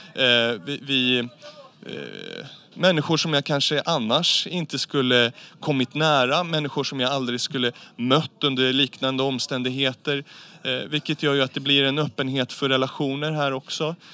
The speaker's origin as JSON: {"language": "Swedish", "country": "Sweden", "said": "i vårt eget närområde hemma i Sverige"}